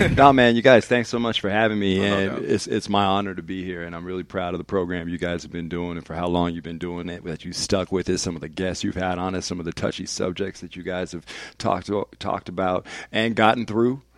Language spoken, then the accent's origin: English; Vallejo, California, United States; now in Denver, United States; I might still sound a little bit too much like I'm from Vallejo, California